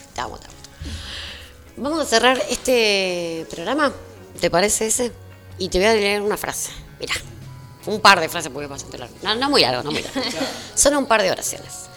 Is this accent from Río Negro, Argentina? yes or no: no; General Las Heras, Buenos Aires Province, Argentina; yo soy de las Heras, trabajo en Merlo, pero soy de las Heras